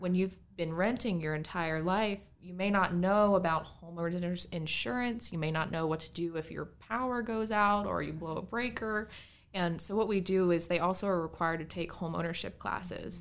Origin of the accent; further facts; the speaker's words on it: Bridgewater, Virginia, United States; I'm from here, actually. I grew up in Bridgewater.